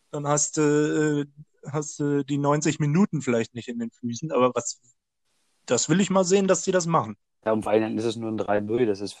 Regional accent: Dortmund, North Rhine-Westphalia, Germany; Klar, ich als Dortmunder mag sie nicht

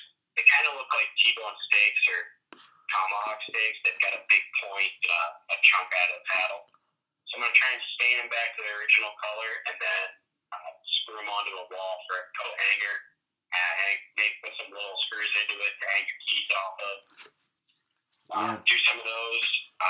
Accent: Jackman, Maine, United States; Yep, so I grew up in Jackman.

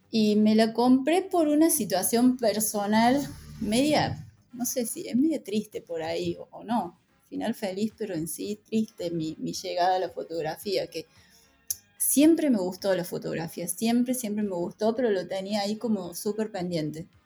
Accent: Córdoba, Argentina; now in La Rioja, Argentina; Yo hace 16 años que vivo en La Rioja, en La Rioja capital. Eh, soy de Córdoba y en la facu conocí, creo que el segundo día de la facultad conocí a quien hoy es mi marido, que es riojano

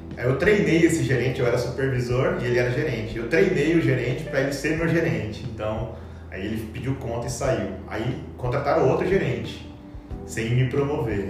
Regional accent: Cuiabá, Mato Grosso, Brazil; fiz na UFMT em Cuiabá, e, que é a terra na onde eu fui criado

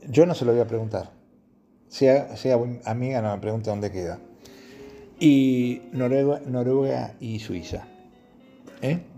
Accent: Argentina

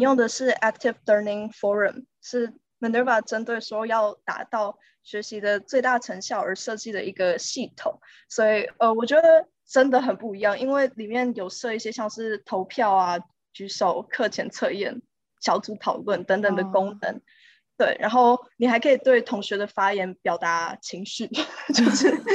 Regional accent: Taiwan; moved away as an adult; also born or lived in San Francisco, United States; now in London, United Kingdom; 我从出生到高中都是读台湾的体制的

